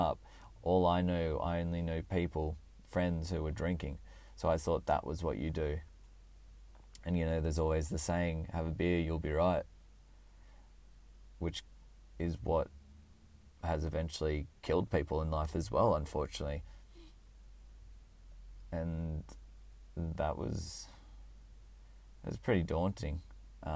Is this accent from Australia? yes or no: yes; Orange, New South Wales, Australia; also born or lived in Canberra, Australian Capital Territory; I went back to my hometown, which was Orange